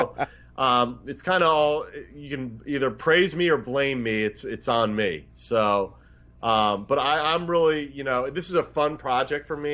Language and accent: English; Philadelphia, Pennsylvania, United States; the restaurant I grew up in around Philadelphia area